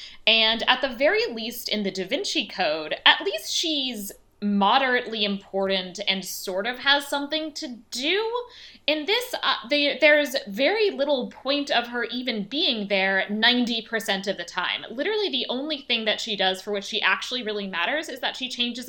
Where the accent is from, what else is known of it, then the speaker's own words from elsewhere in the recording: United States; I'm American.